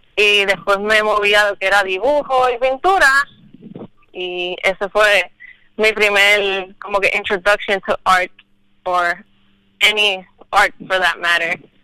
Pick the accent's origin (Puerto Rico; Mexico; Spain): Puerto Rico; Luquillo; soy de Luquillo